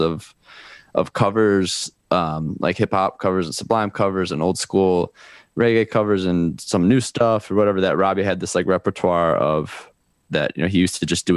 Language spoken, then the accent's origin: English; Chicago, Illinois, United States; now in Miami, United States; I'm from Chicago, but lived in Miami for 12 years